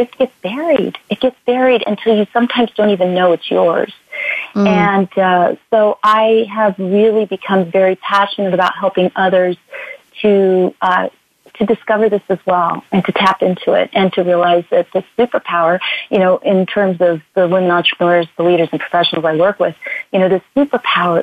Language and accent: English; California, United States; I'm from California